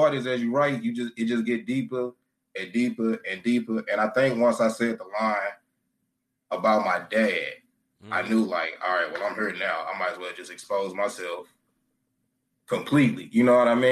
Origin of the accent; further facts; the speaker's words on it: St. Louis, Missouri, United States; Born and raised in St. Louis